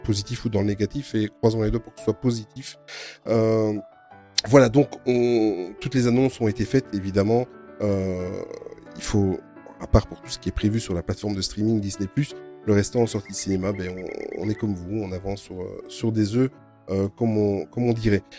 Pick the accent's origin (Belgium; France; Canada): Belgium; Nous, en plus, en Belgique, euh, il a fallu qu'on fasse les malins. Il y a trois langues.